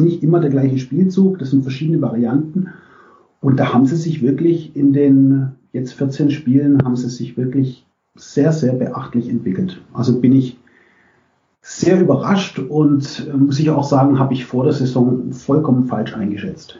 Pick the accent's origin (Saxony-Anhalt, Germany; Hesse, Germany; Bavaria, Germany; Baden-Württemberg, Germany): Baden-Württemberg, Germany; Bietigheim-Bissingen; ich bin im Großraum Stuttgart aufgewachsen, in Bietigheim-Bissingen